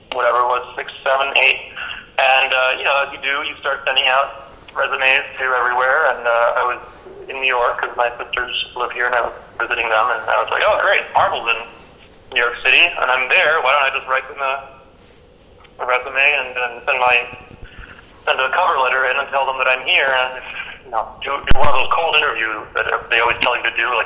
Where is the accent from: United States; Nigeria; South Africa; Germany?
Germany; moved away; I'm from Germany originally